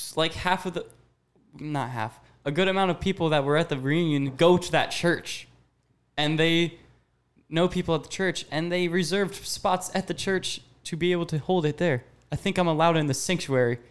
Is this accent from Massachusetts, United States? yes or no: no; Kansas City, Missouri, United States; I am from Kansas City, Missouri